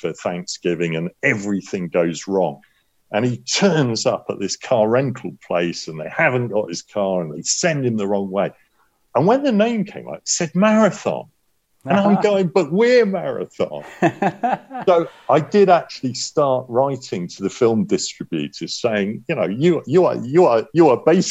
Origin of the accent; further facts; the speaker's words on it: United Kingdom; accent: British; also born or lived in Los Angeles, United States; my British accent